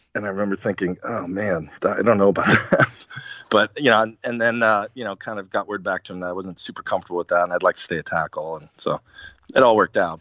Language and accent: English; Arizona, United States; I was from Arizona.